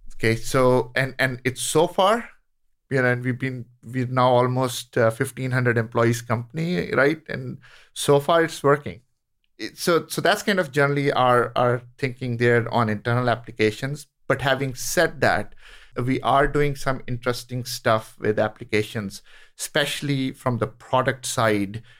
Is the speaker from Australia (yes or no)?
no; India; moved away; I grew up in India